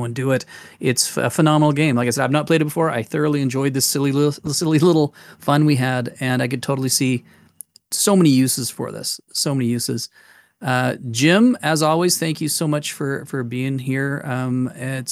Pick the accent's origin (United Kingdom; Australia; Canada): Canada; I'll stop being Canadian.